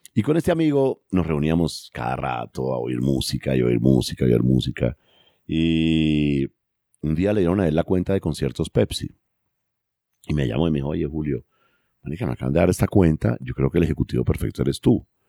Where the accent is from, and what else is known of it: Colombia